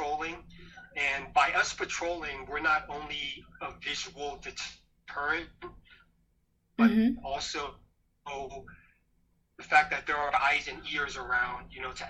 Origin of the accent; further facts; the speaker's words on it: San Francisco, California, United States; I was born and raised here in San Francisco